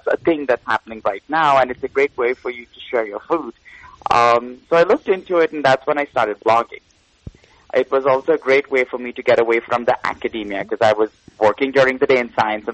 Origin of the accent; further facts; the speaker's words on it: India; moved away as an adult; also born or lived in Cincinnati, United States / Washington, D.C., United States; now in United States; I was born and brought up in India, and then I left to come to America when I was about 20